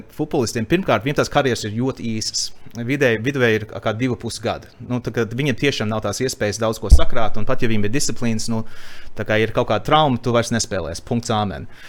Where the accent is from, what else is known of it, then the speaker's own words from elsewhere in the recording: Canada; now in Latvia; es dzimu Latviešu ģimenē Kanādā un nodzīvoju savu, savu pirmo dzīves posmu Kanādā